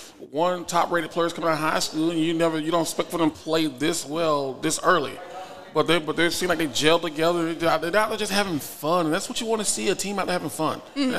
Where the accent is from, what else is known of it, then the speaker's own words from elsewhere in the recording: Florida, United States; now in Nebraska, United States; growing up in Florida, we always got bikes because we were able to ride bicycles.